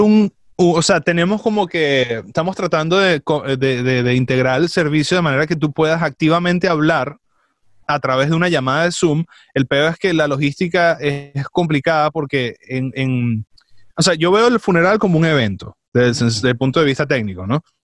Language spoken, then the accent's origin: Spanish; Venezuela; moved away; yo soy venezolano